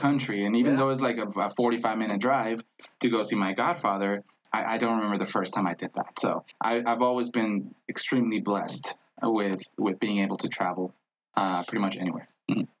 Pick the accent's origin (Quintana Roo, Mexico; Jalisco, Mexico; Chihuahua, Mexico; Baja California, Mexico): Baja California, Mexico; Tijuana; English is a second language; moved away as an adult; also born or lived in Mexico City / Wyoming; now in Denver, United States; I was born in Mexico City, but I was uh, I grew up in Tijuana. I was raised in Tijuana, Baja California.